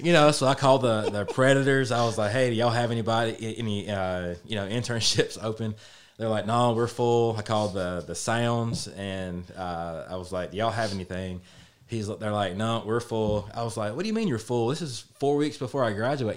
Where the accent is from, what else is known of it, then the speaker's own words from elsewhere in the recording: Lewisburg, Tennessee, United States; I'm from Lewisburg and Lewisburg and Page were big rivals growing up.